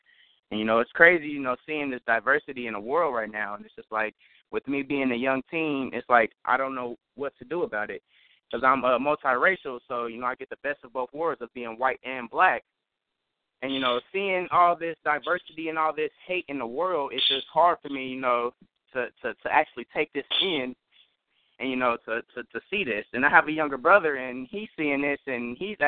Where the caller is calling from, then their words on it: Dayton, Ohio, United States; I'm actually calling from Dayton, Ohio. I'm actually a young aspiring film director